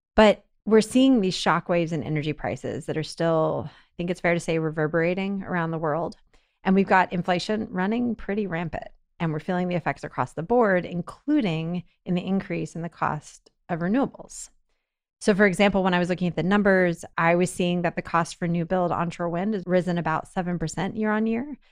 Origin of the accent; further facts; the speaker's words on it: Texas, United States; As a Texan